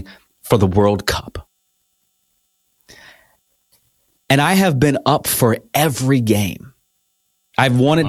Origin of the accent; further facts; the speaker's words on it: United States; I'm an American.